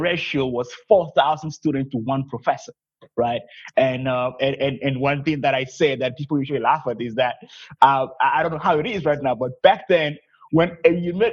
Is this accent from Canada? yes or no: no; Togo; I'm originally from Togo, West Africa.